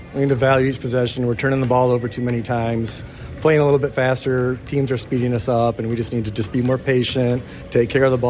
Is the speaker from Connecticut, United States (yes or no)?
no; Fennville, Michigan, United States; I'm from Fennville. I went to Fennville. My family's all from Fennville.